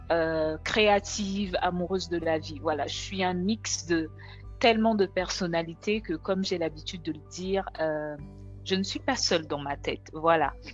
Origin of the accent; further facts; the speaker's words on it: DR Congo; now in Dakar, Senegal; je suis congolaise et je vis à Dakar au Sénégal depuis maintenant 14 ans quand même, mine de rien.